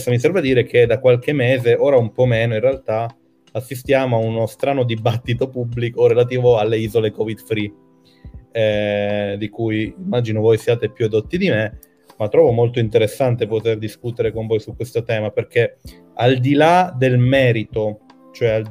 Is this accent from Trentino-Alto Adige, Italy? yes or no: yes; Trentino-Alto Adige, Italy; parla di argomenti come le isole, e io sono trentino, che me ne frega